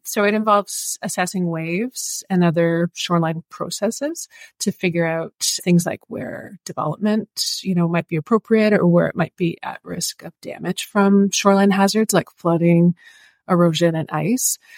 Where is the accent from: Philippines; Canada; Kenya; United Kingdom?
Canada; Oshawa, Ontario; moved away as an adult; also born or lived in Toronto / Washago; now in Barrie, Canada; So I grew up in Oshawa, but I now live in Barrie and I've been in central Ontario for almost 20 years